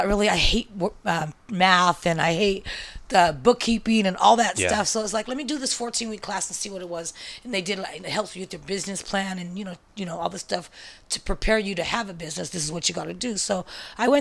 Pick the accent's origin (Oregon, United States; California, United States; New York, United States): California, United States; San Francisco; I was born and raised in the Mission